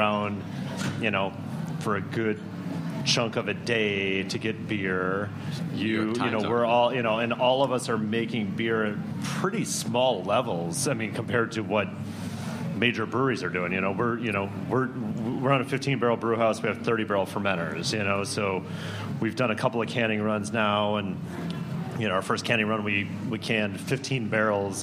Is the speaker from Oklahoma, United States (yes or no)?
no; Minneapolis, Minnesota, United States; moved away; I'm from Minneapolis originally.